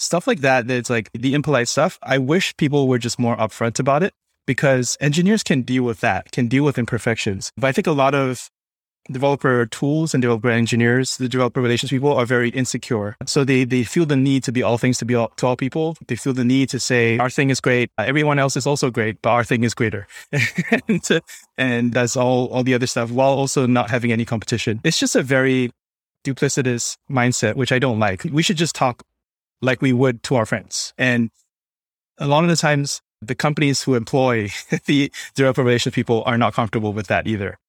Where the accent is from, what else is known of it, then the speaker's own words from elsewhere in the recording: Singapore; moved away; also born or lived in New York; I'm originally from Singapore